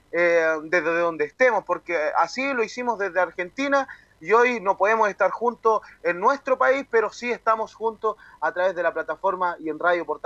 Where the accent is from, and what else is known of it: Chile